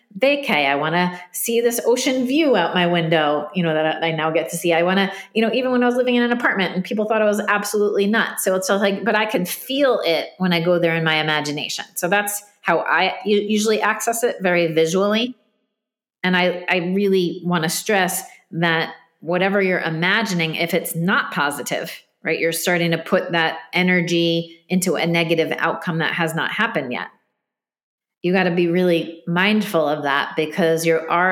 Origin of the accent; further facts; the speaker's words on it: New Jersey, United States; I'm from Jersey, New Jersey.